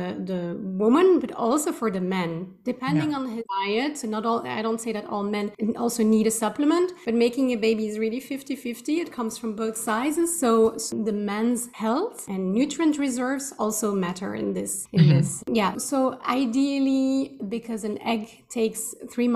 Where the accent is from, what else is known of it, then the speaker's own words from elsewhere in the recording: Belgium; moved away as an adult; also born or lived in Switzerland; now in Amsterdam, Netherlands; I'm Belgian. I've left my home country a long time ago, about 13 years ago.